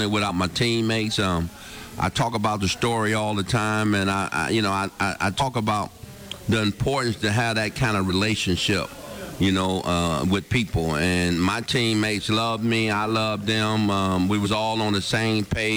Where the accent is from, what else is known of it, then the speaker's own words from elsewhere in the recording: Detroit, Michigan, United States; moved away; Detroit, which is my hometown